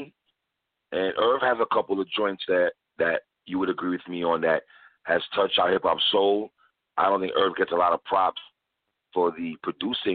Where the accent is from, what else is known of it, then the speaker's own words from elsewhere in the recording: New York City, New York, United States; now in Florida, United States; I'm from Brooklyn